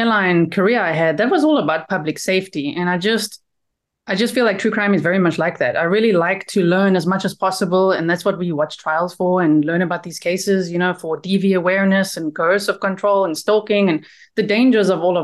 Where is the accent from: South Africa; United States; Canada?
South Africa; moved away as an adult; now in Netherlands; I'm from South Africa, lived there for 35 years before moving to the Netherlands with my husband.